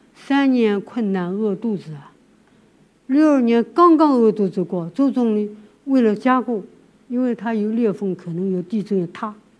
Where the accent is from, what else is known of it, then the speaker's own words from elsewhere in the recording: Shanghai, China; moved away as an adult; now in Dunhuang, China; 我小的时候在上海